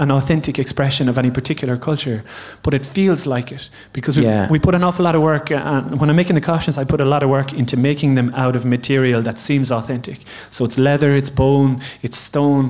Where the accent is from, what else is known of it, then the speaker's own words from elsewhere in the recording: Limerick, Munster, Ireland; moved away as an adult; now in Gaeltacht, Ireland; I'm from Limerick